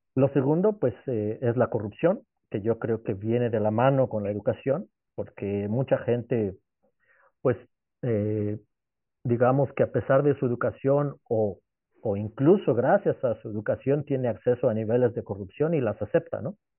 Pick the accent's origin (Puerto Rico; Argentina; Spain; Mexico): Mexico; moved away as an adult; also born or lived in England; now in Netherlands; yo soy mexicano, amo mi país